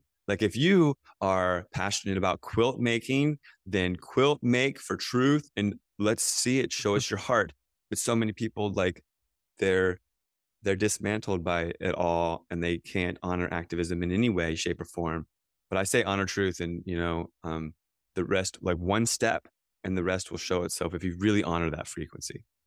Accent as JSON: {"language": "English", "country": "United States", "tie": "born or raised there", "said": "I grew up outside of Washington, D C"}